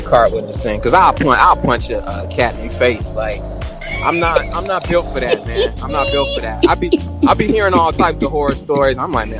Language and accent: English; Chicago, Illinois, United States; I'm from Roseland.